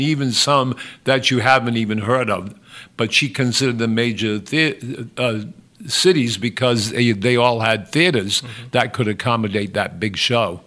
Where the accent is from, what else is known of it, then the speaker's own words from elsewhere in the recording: Westport, Massachusetts, United States; also born or lived in Fall River, Massachusetts; i was born in Fall River. My parents moved us immediately to Westport. I was raised in the town of Westport. I went to Westport schools